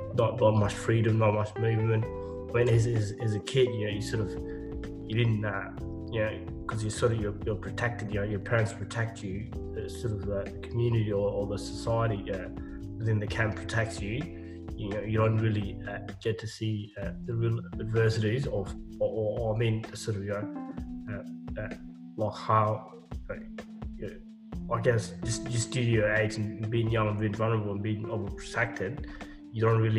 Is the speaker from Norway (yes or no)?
no; Australia; also born or lived in Ethiopia / Kenya / South Sudan; and then came here and spent 13 years here.